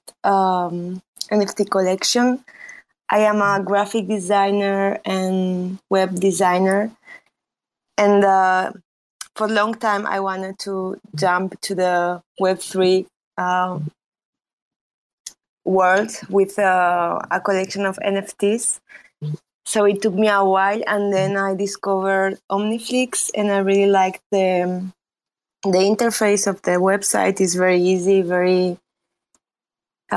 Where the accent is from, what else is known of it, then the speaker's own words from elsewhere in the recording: Spain; accent: Spanish; English is a second language; also born or lived in Romania; Originally, I'm from Romania, but I grew up in Spain. And I guess you can tell by my accent. It's very Spanish.